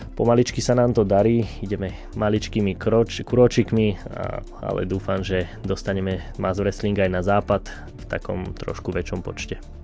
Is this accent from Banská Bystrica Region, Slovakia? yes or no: yes; Rohozná, Banská Bystrica Region, Slovakia; pochádzam z Brezna, z dediny z Rohoznej